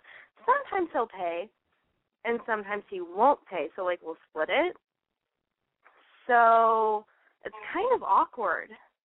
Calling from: Los Angeles, California, United States; I'm calling from L.A., so locally.

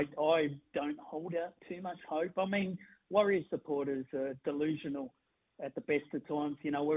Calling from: Sydney, New South Wales, Australia; No, I'm actually calling from Sydney.

